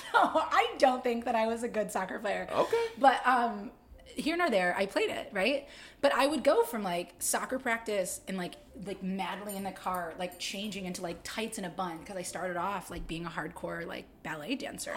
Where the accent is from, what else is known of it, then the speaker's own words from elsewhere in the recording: Utica, New York, United States; now in Greensboro, United States; I'm from upstate New York. I was born in Utica. Shout out 315